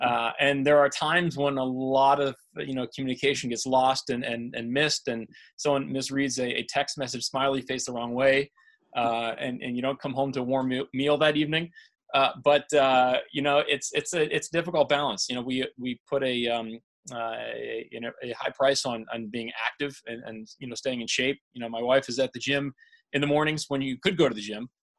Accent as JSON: {"language": "English", "town": "Pittsburgh", "region": "Pennsylvania", "country": "United States", "tie": "born there", "also_born_or_lived": "Denver / Indiana", "lives_now": "Naperville, United States", "said": "You know, I was born in Pittsburgh. I lived in Denver for a little while, so I went to school in Indiana."}